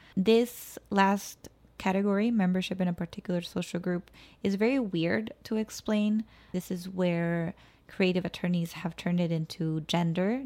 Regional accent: Mexico City, Mexico; moved away; I was born in La Ciudad de Mexico. I was maybe at most second generation born in the city

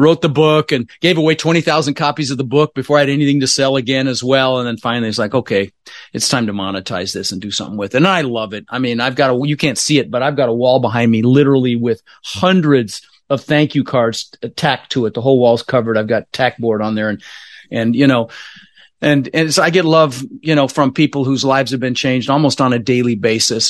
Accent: Denver, Colorado, United States; also born or lived in Netherlands; I immigrated to this country when I was, uh, six years old with my, uh, brother Albert, my mother's Vancha. I was born in the Netherlands, you know, wooden shoes and windmills and, and, uh, We, uh, we, um, ended up in Denver, Colorado. Um, really struggled growing up

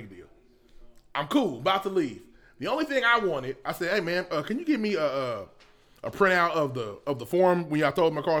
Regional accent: Indiana, United States; moved away; I'm from Indiana. We say wash.

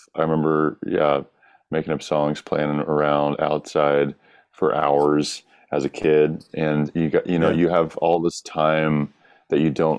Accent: the South, United States; Growing up in the South was a big part of that, singing in the church choir and, you know, just being this kind of like daydreamy, rural kid.

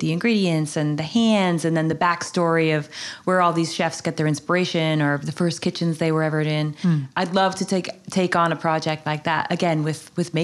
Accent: Vermont, United States; moved away as an adult; also born or lived in New York City; now in Falls Village, Connecticut, United States; growing up in Vermont and living in New York City for 20 years

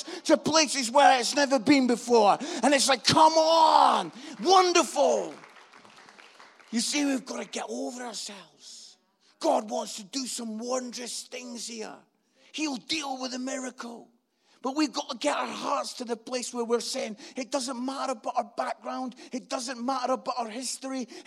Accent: Scotland, United Kingdom; This Scottish guy

